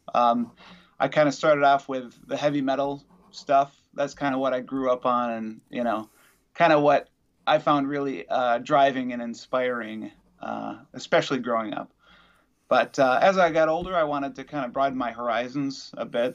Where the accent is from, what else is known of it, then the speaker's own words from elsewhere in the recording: Wisconsin, United States; also born or lived in Madison, Wisconsin; I'm from Wisconsin